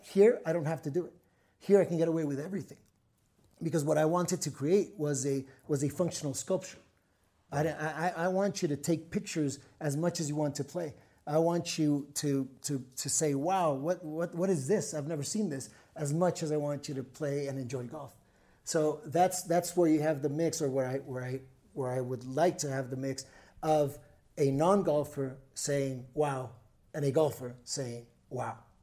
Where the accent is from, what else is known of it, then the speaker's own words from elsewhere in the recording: Tijuana, Baja California, Mexico; English is a second language; now in Puerto Vallarta, Mexico; born and raised in T J.